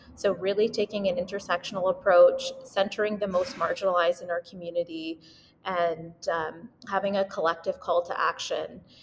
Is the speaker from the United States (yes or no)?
no; Winnipeg, Manitoba, Canada; moved away as an adult; now in Vancouver, Canada; I was born and raised in Winnipeg, Manitoba, but I live in Vancouver now for residency.